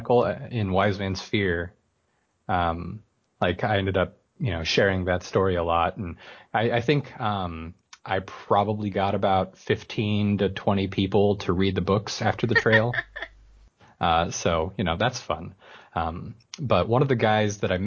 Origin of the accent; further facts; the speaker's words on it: Washington, United States; I live in Washington, or I'm from Washington